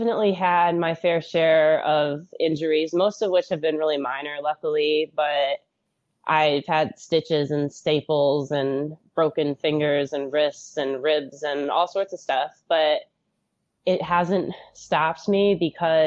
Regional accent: Michigan, United States; I grew up in Michigan, where we get a lot of snow

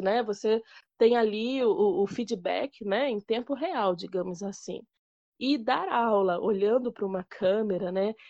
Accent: Rio de Janeiro, Brazil; lá no Rio de Janeiro, que eu sou carioca

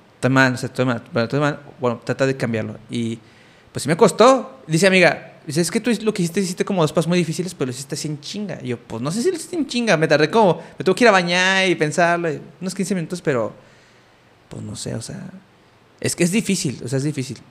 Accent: Mexico; moved away; en mi contexto en el que yo crecí allá en México

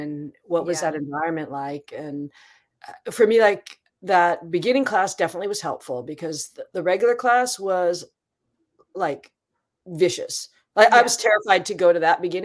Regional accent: Seattle, Washington, United States; I grew up in Seattle

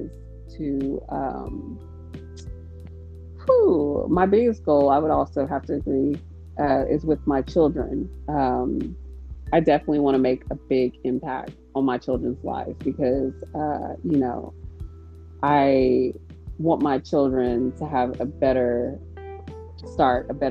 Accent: Texas, United States; I'm from Texas, and well, anyways, I am a Texan

